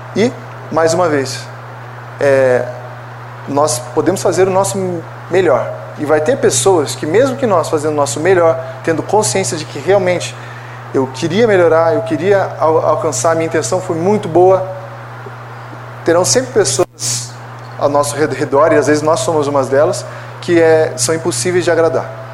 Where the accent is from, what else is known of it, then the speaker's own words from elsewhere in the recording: Brazil; como brasileiros